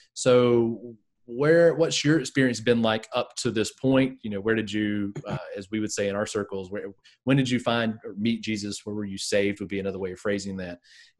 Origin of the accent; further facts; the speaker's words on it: the South, United States; in New England, as opposed to where I grew up in the South, this topic is approached very differently